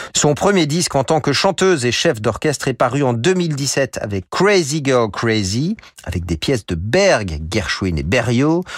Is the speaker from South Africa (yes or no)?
no; Chambéry, Auvergne-Rhône-Alpes, France; ma ville natale à Chambéry